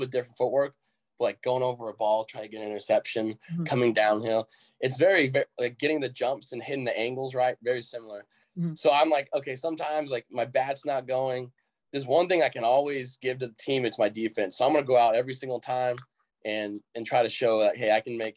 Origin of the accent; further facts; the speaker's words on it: Austin, Texas, United States; I'm from Austin